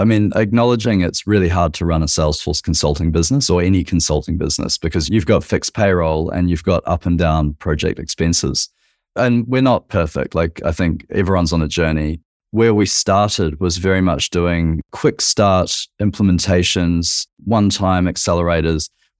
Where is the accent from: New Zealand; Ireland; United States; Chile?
New Zealand; now in Australia; I'm a Kiwi.